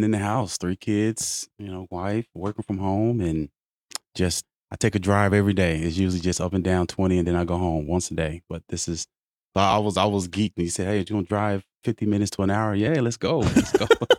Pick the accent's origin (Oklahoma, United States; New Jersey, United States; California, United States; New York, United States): Oklahoma, United States; Oklahoma City; I'm originally from Oklahoma City, and I moved around quite a bit.